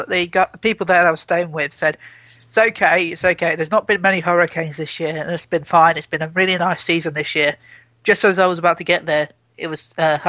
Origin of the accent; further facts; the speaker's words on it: United Kingdom; I'm British.